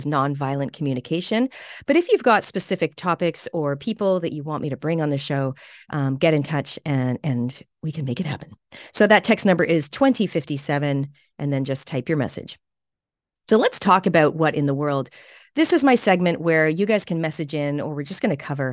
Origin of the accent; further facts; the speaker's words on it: Canada; now in New Zealand; You may notice my accent. I'm also a Canadian Kiwi or a Kiniwi. And I've been here for more than half of my life now here in New Zealand